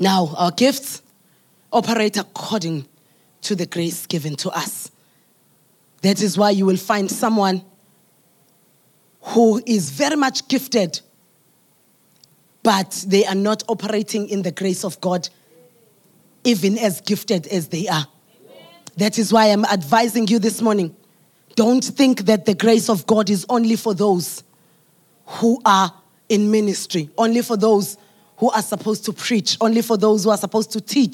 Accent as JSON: {"language": "English", "country": "South Africa", "said": "I'm a South African."}